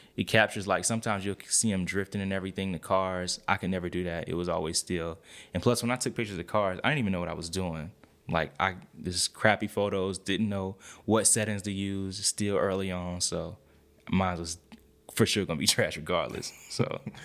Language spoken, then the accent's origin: English; East Point, Georgia, United States; born or raised there